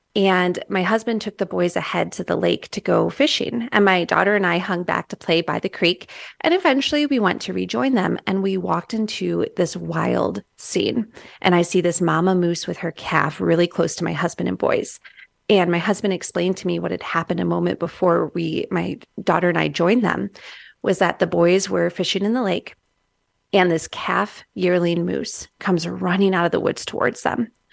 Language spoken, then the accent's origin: English; Midwest, United States; moved away; I'm from the Midwest originally